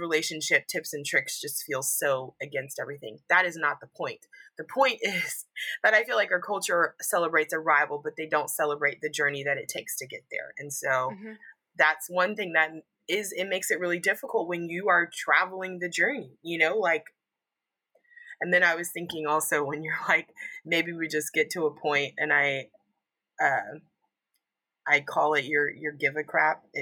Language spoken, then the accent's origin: English; Texas, United States; I'm from Texas